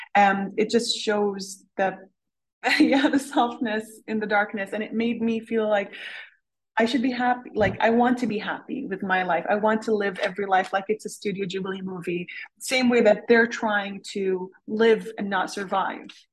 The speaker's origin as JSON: {"language": "English", "country": "Canada", "also_born_or_lived": "Syria", "moved": "yes", "lives_now": "Switzerland", "said": "I am Canadian, but I live in Switzerland"}